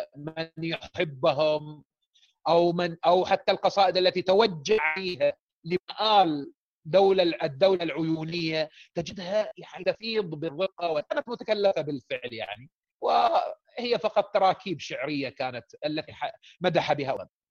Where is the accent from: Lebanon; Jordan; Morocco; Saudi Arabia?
Saudi Arabia; احنا من السعوديه